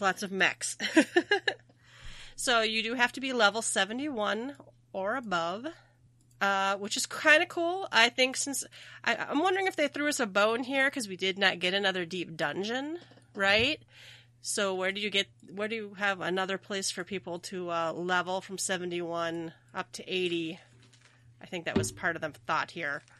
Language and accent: English; Minnesota, United States; I'm from Minnesota, so we say our O is really long